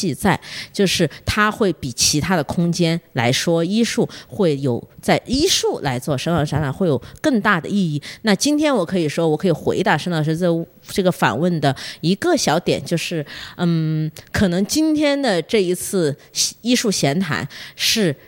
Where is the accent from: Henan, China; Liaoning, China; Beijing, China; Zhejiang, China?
Beijing, China; now in Shenzhen, China; 像我，我从北京来的。其实北京有很多这样的桃花源的所在